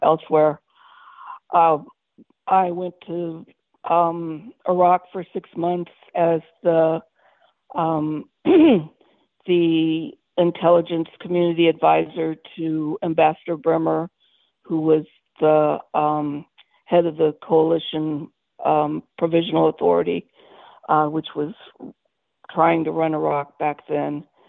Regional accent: Terre Haute, Indiana, United States; also born or lived in Michigan; I was born in Michigan, but I was raised in Indiana, and that's where I call home, Terre Haute, Indiana.

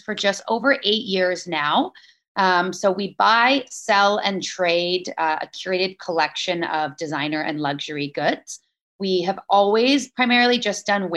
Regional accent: Maple Ridge, British Columbia, Canada; now in Vancouver, Canada; Yeah, I grew up in Maple Ridge, which is about an hour outside of Vancouver.

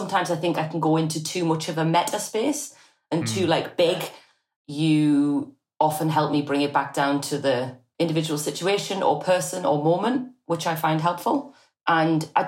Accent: Newcastle upon Tyne, North East England, United Kingdom; I'm from Newcastle

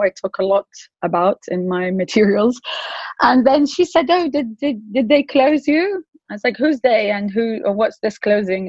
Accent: Morocco; moved away; also born or lived in England; I'm also British, but I'm originally Moroccan and I grew up in Morocco

